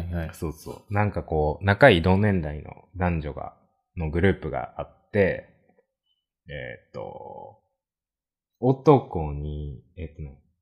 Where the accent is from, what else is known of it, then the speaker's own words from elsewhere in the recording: Kansai, Japan; 出身も関西で二人とも